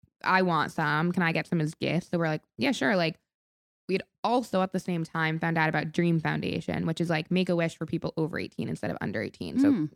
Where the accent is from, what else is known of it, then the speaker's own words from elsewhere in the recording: Rochester, New York, United States; So Stony Clover Lane is the street my sister and I grew up on in Rochester, New York. We were in Rochester when we were starting making these beaded bracelets. Spent our summers there.